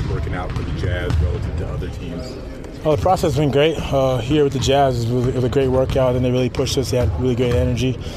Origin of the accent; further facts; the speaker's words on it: Flint, Michigan, United States; I'm from Flint, so I know Monte Morris.